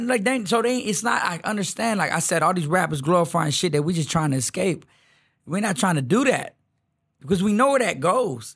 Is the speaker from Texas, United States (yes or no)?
yes; Houston, Texas, United States; I'm really from the Southeast